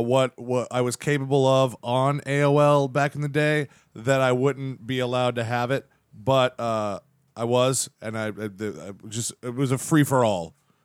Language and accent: English; Central Florida, United States; I'm a Virgo from Central Florida.